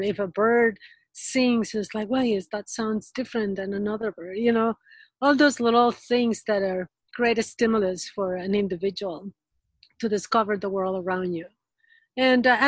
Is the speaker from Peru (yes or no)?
yes; Peru; moved away; I got a degree in biology that was in Peru. I'm originally from Peru. I was born in Peru